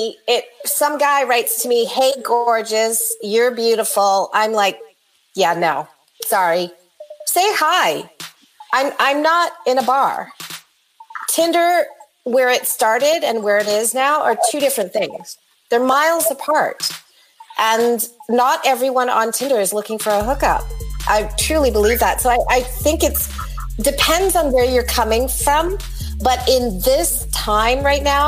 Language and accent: English; Canada; moved away; also born or lived in Winnipeg, Manitoba / North Dakota; Well, I'm Canadian. So my entire family is in Canada, Manitoba, in Winnipeg, and in Victoria, BC